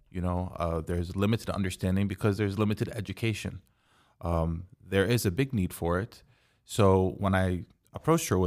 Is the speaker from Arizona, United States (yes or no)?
no; Texas, United States; Correct in but, Texas.